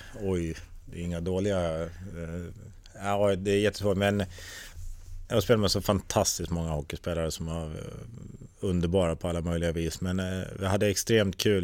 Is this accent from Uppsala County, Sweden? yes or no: yes; Tierp, Uppsala County, Sweden; also born or lived in Gävle / North America; hemma i Tierp